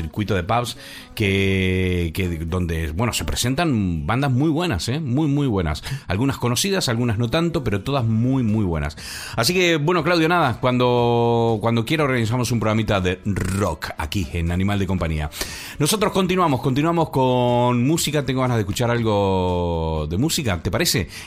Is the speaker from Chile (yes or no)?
yes; Chile; Pues ya tienes uno aquí que, no es argentino, soy chileno español, ya lo sabes.